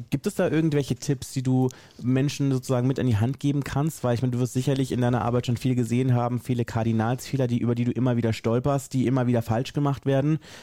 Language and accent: German; Berlin, Germany; ich äh, bin aus Berlin und arbeite in einem Unternehmen